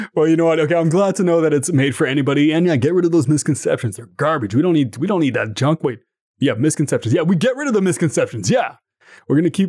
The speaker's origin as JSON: {"language": "English", "country": "Canada", "said": "I'm from Canada"}